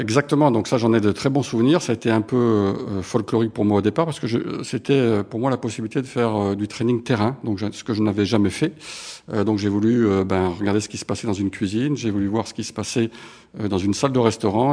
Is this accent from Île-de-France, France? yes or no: no; Montpellier, Occitania, France; now in Paris, France; je suis né à Montpellier. Euh, ce sont mes racines. Euh, alors je vis maintenant à Paris pour des raisons professionnelles